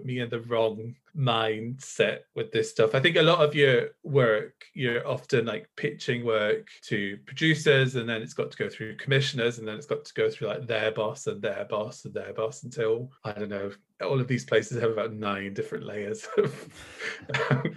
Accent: Northumberland, North East England, United Kingdom; moved away as an adult; now in Glasgow, United Kingdom; I grew up in Northumberland, like the northeast of England, until I was 18

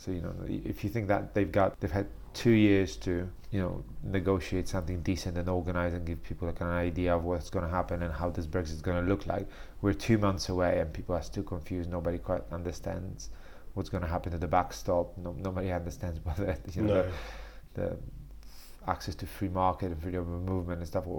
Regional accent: Warsaw, Masovian Voivodeship, Poland; English is a second language; I was from Warsaw.

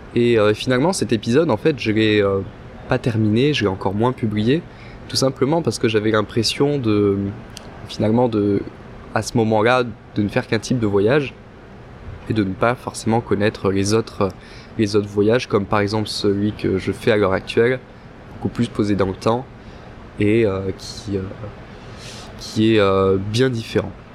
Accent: France; now in Montreal, Canada; on est français

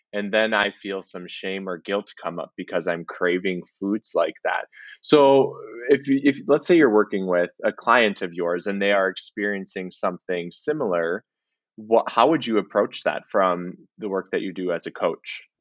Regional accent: Minnesota, United States; being a Minnesotan

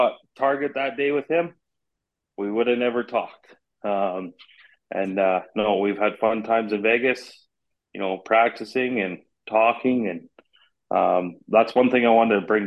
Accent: Canada; being Canadian

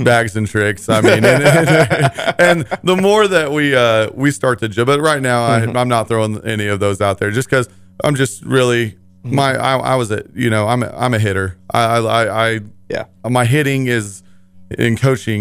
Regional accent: Parsons, Kansas, United States; I'm from Parsons.

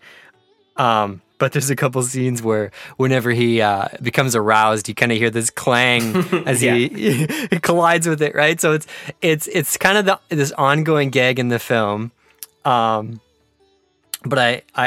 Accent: Canada; as a Canadian

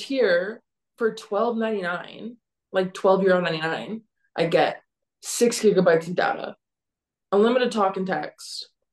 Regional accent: Canada; I'm from Canada.

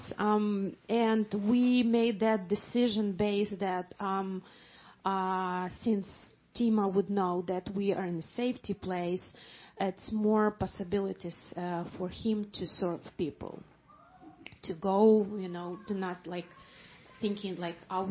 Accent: Mariupol, Donetsk Oblast, Ukraine; English is a second language; moved away as an adult; also born or lived in Poland; now in Germany; I'm originally from Mariupol

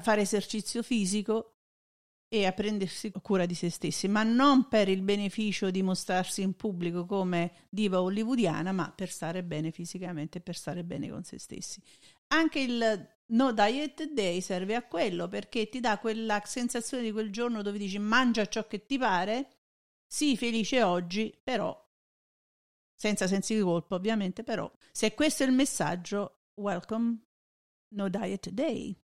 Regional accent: Italy; moved away; noi veniamo dall'Italia

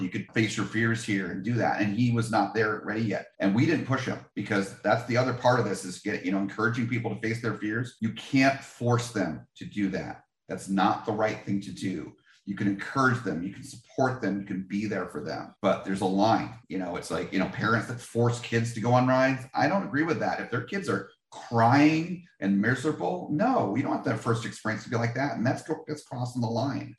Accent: New Jersey, United States; I'm from New Jersey.

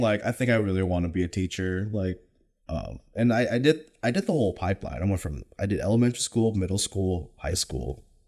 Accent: Folsom, California, United States; I grew up in Sacramento, California, born and raised in the nine one six, specifically Folsom, California

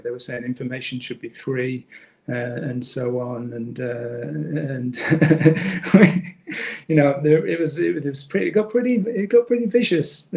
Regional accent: Manchester, North West England, United Kingdom; now in Australia; in Manchester, in the northwest of England

